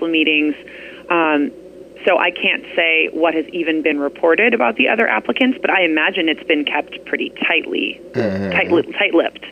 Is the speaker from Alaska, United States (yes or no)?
yes; Anchorage, Alaska, United States; moved away as an adult; now in Ketchikan, United States; I grew up in Anchorage